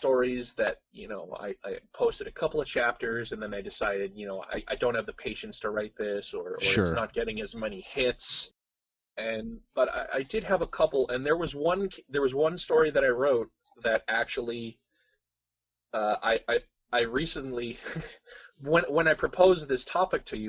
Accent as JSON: {"language": "English", "country": "Canada", "said": "we as Canadians"}